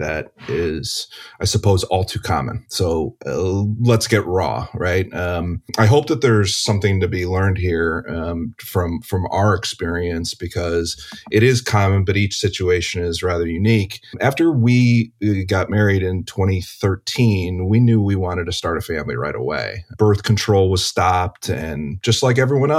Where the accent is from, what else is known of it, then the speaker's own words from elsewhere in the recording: Cleveland, Ohio, United States; now in Chicago, United States; I live in Chicago. I'm originally from Cleveland. I'm a Midwest guy